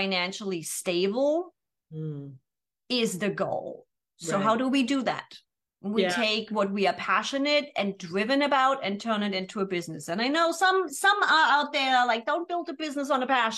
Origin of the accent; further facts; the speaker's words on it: Germany; moved away as an adult; now in San Diego, United States; after 24 years born and raised in Germany